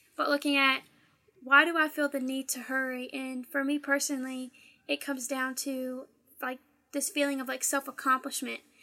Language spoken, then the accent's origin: English; Louisiana, United States; I am a junior now at Baylor and I am from Louisiana